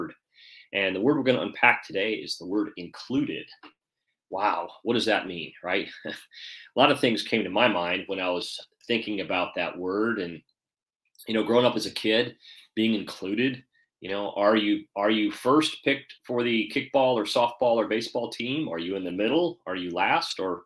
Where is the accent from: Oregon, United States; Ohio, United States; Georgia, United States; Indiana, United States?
Georgia, United States; Atlanta; here in my hometown in Atlanta